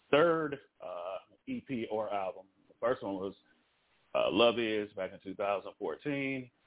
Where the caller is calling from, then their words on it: Los Angeles, California, United States; I am calling from Los Angeles, California.